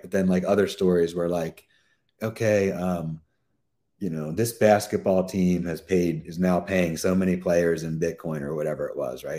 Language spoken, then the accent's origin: English; Pennsylvania, United States; Pennsylvania, which is my home state